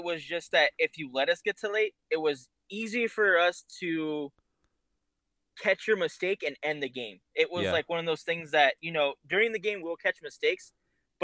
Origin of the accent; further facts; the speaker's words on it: California, United States; we're all from California.